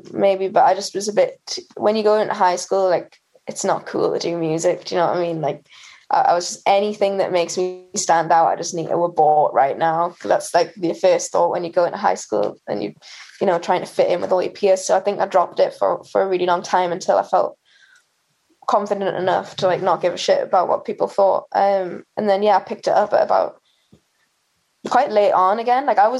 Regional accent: Newcastle upon Tyne, North East England, United Kingdom; In Newcastle. So yeah, I went to like an all-girls school in Newcastle

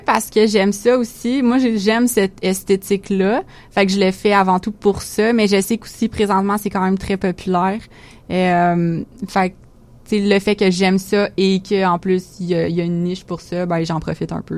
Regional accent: Quebec, Canada; ici en tant que québécois

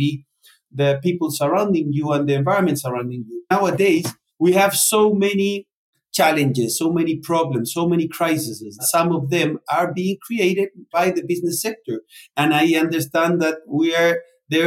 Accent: Chile; also born or lived in Spain / Argentina; I'm Chilean and Spaniard. I was born in Chile

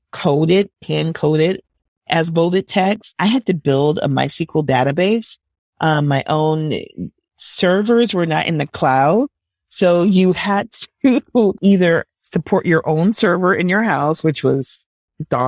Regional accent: Minneapolis, Minnesota, United States; also born or lived in Milwaukee, Wisconsin; I grew up in Minneapolis, Minnesota

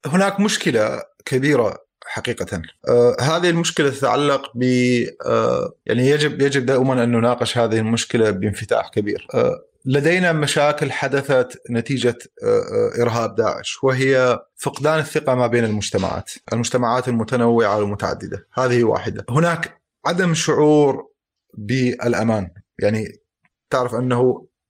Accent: Mosul, Nineveh, Iraq

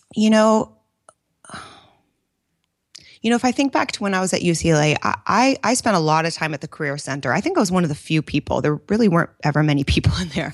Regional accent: Bay Area, California, United States; also born or lived in New York / Italy; born and raised in the Bay Area

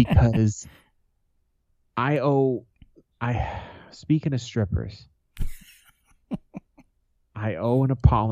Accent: Boston, Massachusetts, United States; I'm from Boston

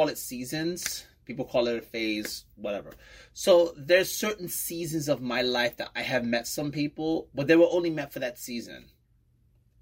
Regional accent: New York City, New York, United States; moved away as an adult; now in Bayonne, United States; I'm from Brooklyn, New York, and I live in Bayonne, New Jersey

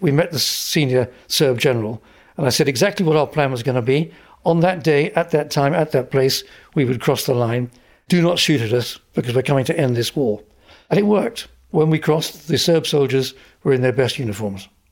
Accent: Essex, East of England, United Kingdom; I grew up in Essex

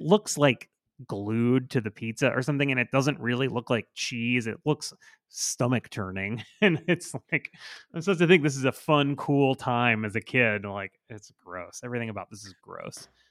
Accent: Port St. Lucie, Florida, United States; moved to my hometown

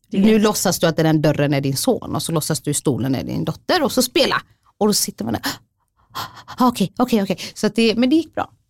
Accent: Somalia; Swedish is a second language; now in Sweden; jag är somalier, jag är flykting, jag är skild. Jag bor med mina barn själv. Min familj är där

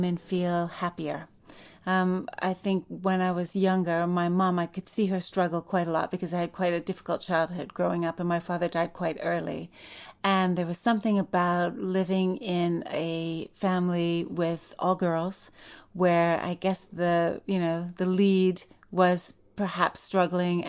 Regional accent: Saskatoon, Saskatchewan, Canada; moved away as an adult; also born or lived in New York; growing up in Saskatoon, Saskatchewan

